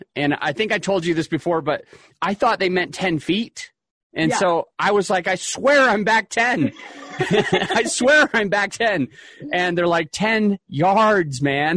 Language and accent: English; Utah, United States; I grew up in Utah